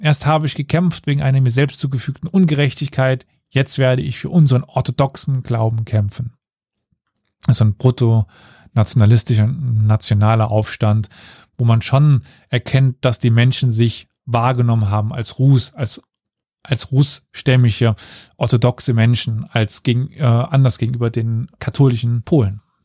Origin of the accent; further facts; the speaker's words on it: Saarland, Germany; Ich komme aus dem Saarland, ich kann, kenne den Unterschied zwischen Sch und Sch nicht